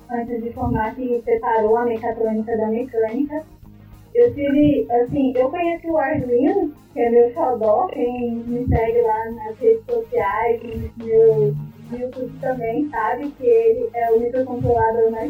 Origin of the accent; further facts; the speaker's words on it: Goiás, Brazil; eu me formei na Unip, aqui em Goiânia, sou goiana.